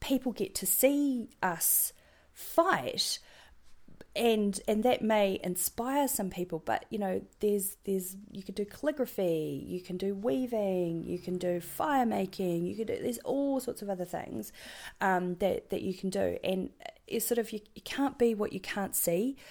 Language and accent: English; New Zealand; accent: New Zealand; my New Zealand accent's terrible